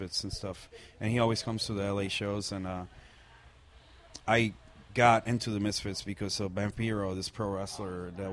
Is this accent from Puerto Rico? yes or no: yes; Puerto Rico; I'm from Puerto Rico, born and raised, you know, like from a small island in the Caribbean, from a very small town.